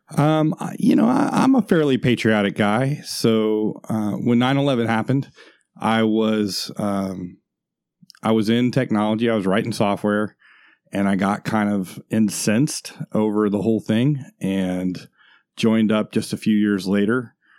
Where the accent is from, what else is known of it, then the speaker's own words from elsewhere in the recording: Florida, United States; moved away; also born or lived in Washington State; I'm from Florida